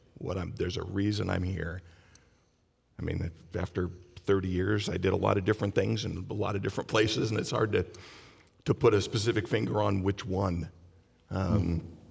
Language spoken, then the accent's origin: English; Long Beach, California, United States; I was born and raised in Long Beach. I worked, retired, still live in Long Beach